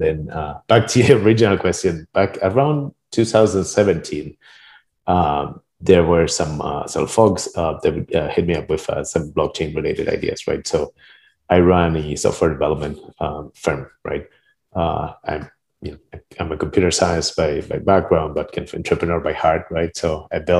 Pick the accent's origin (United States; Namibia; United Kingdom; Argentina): Argentina; moved away; I'm originally from Argentina, right? And my mom was computer scientist